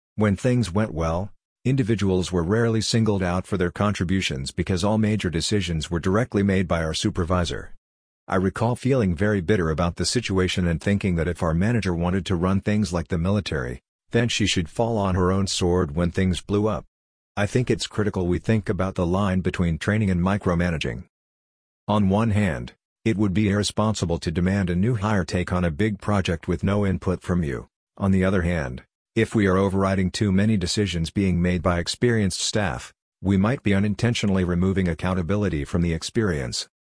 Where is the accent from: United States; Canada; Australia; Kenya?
Canada; I'm Canadian